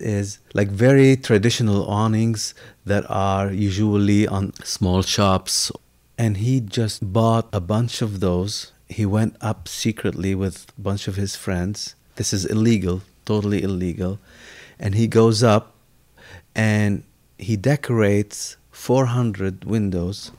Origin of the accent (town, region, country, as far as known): Lebanon; born or raised there; now in United States